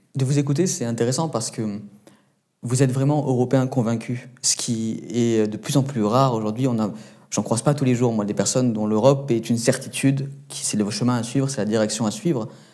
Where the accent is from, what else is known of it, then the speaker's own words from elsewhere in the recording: Menton, Provence-Alpes-Côte d'Azur, France; je viens de Menton, euh, donc à la frontière de votre pays d'origine et euh, donc de la France